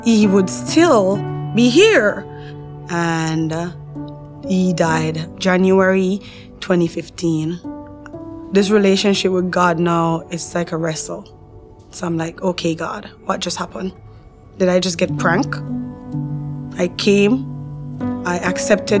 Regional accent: Jamaica; moved away as an adult; now in Canada; I grew up in Jamaica in a big household with my mom.

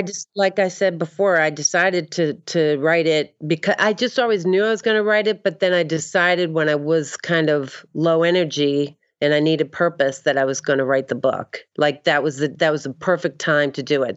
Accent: Boston, Massachusetts, United States; moved away; also born or lived in Maine; I'm from the Northeast

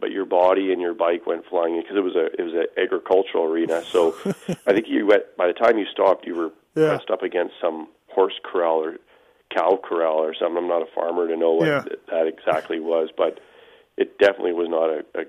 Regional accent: Canada; As a Canadian, if you were racing in the U.S., that was a big deal. And yet we lived, you know, 45 minutes from the border.

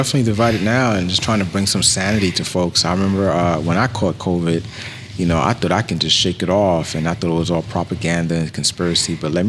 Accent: Bronx, New York, United States; And I'm from New York, too, as well.

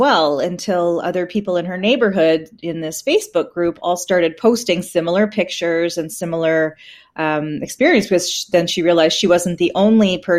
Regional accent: Peterborough, Ontario, Canada; I'm from Peterborough

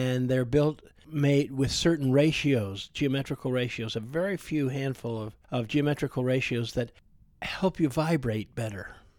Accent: Vermont, United States; Yes, I'm from Vermont.

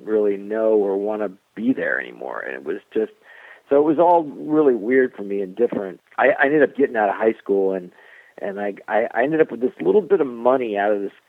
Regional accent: South Florida, United States; I grew up in South Florida

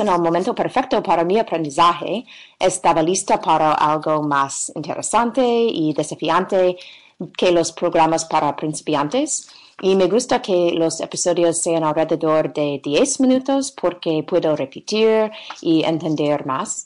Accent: United States; Spanish is a second language; de los Estados Unidos

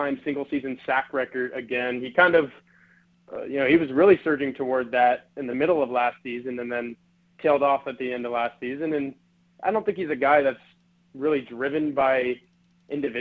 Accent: Texas, United States; moved away; Texas, my home state

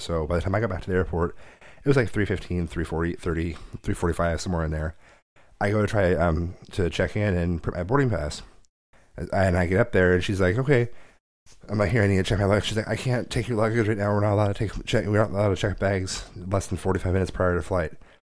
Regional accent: Portland, Oregon, United States; I'm from Portland.

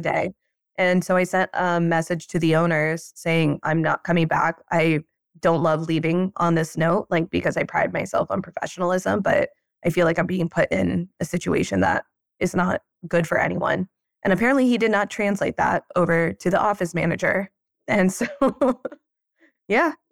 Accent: Pennsylvania, United States; moved away; I'm from Pennsylvania

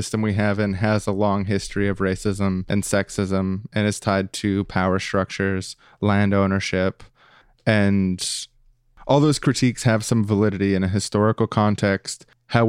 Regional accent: Winnipeg, Manitoba, Canada; in my hometown, the place that I'm from, Winnipeg

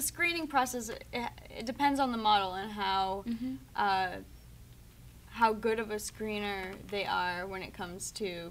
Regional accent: Maine, United States; because back where I grew up in Maine, mm-hmm. it was hard to find someone to play

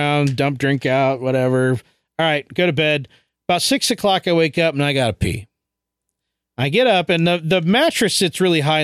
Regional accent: Chicago, Illinois, United States; moved away; when I was growing up in Chicago, we lived at the very bottom of an old neighborhood

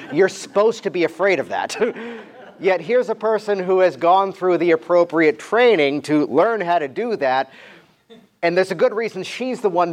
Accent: Virginia Beach, Virginia, United States; I grew up around Virginia Beach, Virginia

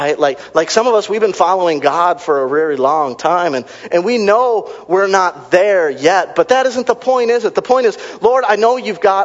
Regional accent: Racine, Wisconsin, United States; I grew up in the ghetto. I'm from Racine, Wisconsin

